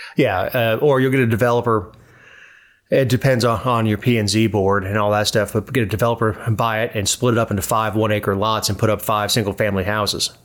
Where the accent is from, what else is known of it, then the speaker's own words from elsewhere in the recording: Florida, United States; I'm from Florida